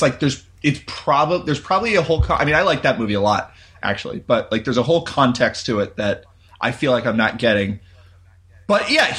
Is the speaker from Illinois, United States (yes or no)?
yes; Naperville, Illinois, United States; Oh, awesome. Yeah, I grew up in Naperville.